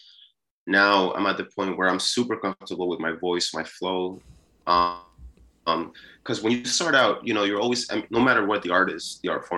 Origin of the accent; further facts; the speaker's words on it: New York City, New York, United States; also born or lived in Peru; I was born in Peru. And I moved here when I was six, I think sometime between six and seven. It's a little blurry now because I'm getting older, but sometime around there, that's when I moved to New York City, and I basically just grew up here